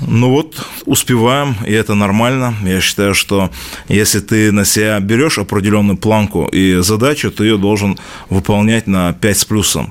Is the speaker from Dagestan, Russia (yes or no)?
yes; Dagestan, Russia; Дагестан – это мой родной край, это моя малая родина